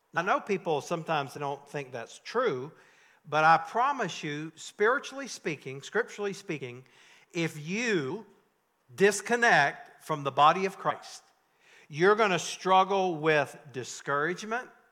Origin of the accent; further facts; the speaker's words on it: North Carolina, United States; I grew up in North Carolina in tobacco country